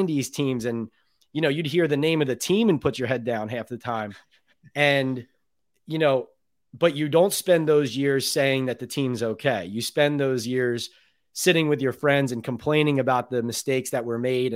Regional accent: Philadelphia, Pennsylvania, United States; moved away; I was from Philadelphia

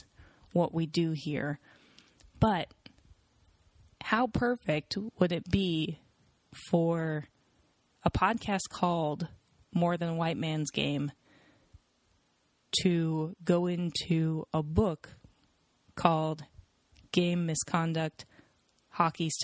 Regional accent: Seattle, Washington, United States; I'm from Seattle

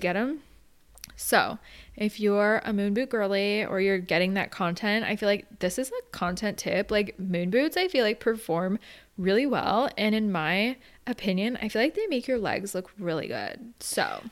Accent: Arizona, United States; now in San Diego, United States; I grew up in Arizona, so I've never really been surrounded by the snow

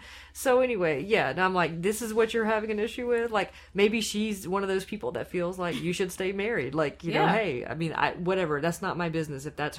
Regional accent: Anderson, South Carolina, United States; I'm from Anderson, South Carolina.

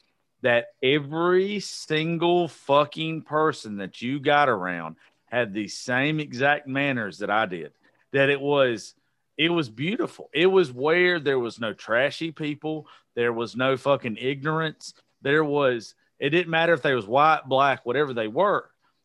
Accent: Georgia, United States; I was born in Georgia and not Texas

